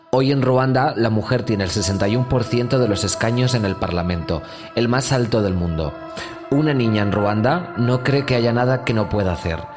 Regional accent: Magaluf, Balearic Islands, Spain; Sabes que yo me crié en Magaluf porque.

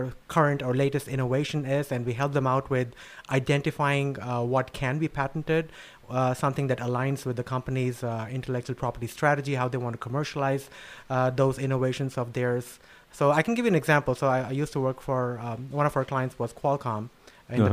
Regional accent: New Delhi, Delhi, India; moved away; I was born and raised in New Delhi in India

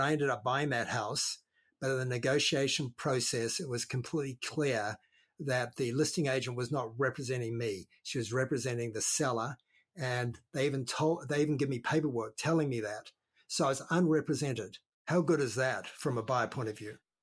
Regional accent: New Zealand; also born or lived in Australia; now in Lake County, California, United States; I'm from down under. I'm a, I'm actually a New Zealander, or we call ourselves a Kiwi

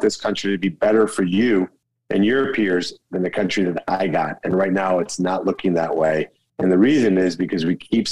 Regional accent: Colombia; now in United States; Colombia, my home country

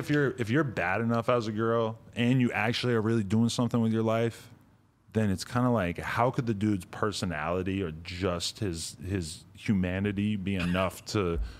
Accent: New York City, New York, United States; But as a girl growing up in New York City, you're just taught from a very young age

